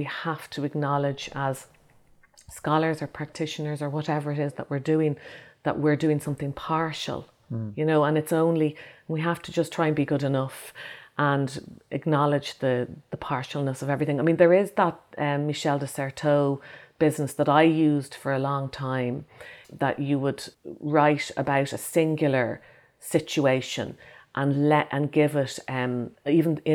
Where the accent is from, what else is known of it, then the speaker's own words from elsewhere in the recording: Ireland; my fellow people growing up in Ireland at the same time as me